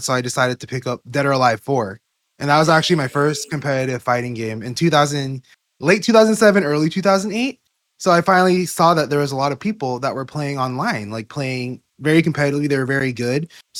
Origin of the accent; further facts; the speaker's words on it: Pomona, California, United States; growing up in SoCal